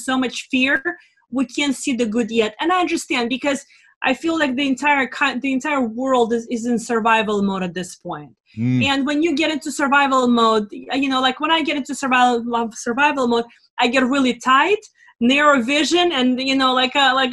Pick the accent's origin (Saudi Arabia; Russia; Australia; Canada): Russia; now in United States; I come from Russia, a socialist regime